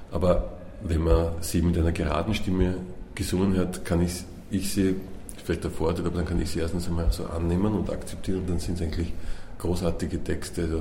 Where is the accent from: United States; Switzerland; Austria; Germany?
Austria; Vienna; born there; weil ich bin gebürtiger Wiener